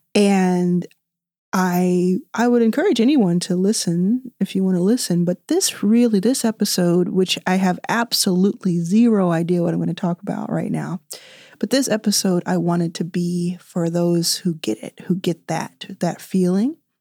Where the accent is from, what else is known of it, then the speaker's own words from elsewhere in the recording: Dallas, Texas, United States; I grew up in Dallas.